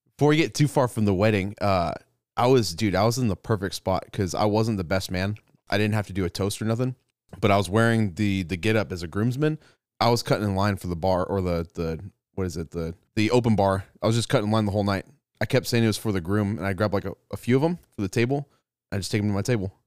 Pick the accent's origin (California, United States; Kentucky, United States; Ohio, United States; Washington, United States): California, United States; now in Texas, United States; I'm from California